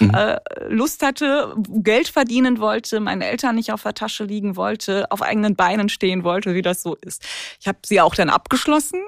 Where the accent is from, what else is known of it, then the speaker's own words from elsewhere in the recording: Ruhr area, North Rhine-Westphalia, Germany; now in Cologne, Germany; jetzt bin ich Kölnerin, aber gebürtige Ruhrgebietlerin